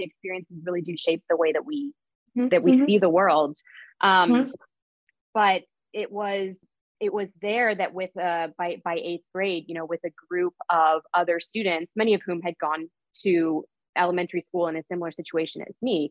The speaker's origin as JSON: {"language": "English", "town": "St. Louis", "region": "Missouri", "country": "United States", "tie": "born or raised there", "moved": "yes", "lives_now": "Union City, United States", "said": "I'm currently living in Union City, New Jersey, but I grew up in St. Louis, Missouri"}